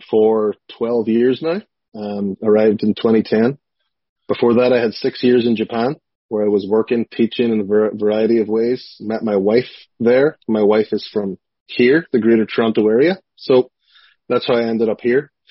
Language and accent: English; Strabane, Northern Ireland, United Kingdom; "Hey, I'm from Strabane,"